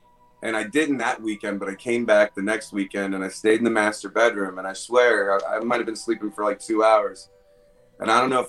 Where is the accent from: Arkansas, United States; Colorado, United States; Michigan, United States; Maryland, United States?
Maryland, United States; Baltimore; now in Pennsylvania, United States; because I'm from Baltimore, Maryland. But I moved out to PA.